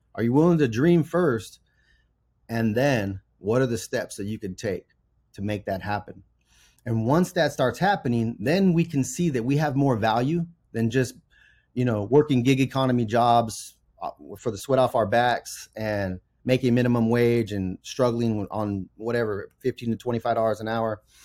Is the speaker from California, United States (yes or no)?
yes; Central Valley, California, United States; I was raised in the Central Valley to a single mom